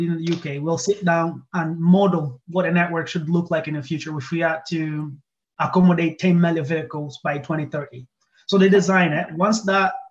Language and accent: English; Angola; moved away as an adult; also born or lived in Aberdeen; I'm originally from Angola, and it's very like renewable energy. So they have a lot of hydro, and just growing up with those machines